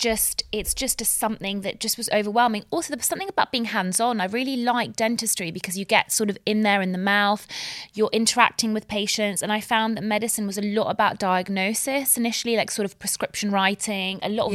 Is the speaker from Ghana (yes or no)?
no; Bahrain; And Bahrain, it was actually in the middle of the Gulf War. So I do remember growing up in the Gulf War.